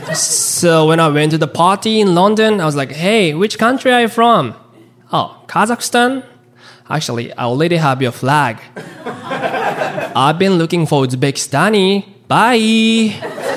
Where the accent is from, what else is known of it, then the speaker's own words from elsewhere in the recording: Japan; now in Chicago, United States; I'm a stand up comedian based in Chicago. But uh, I was born and raised in Japan.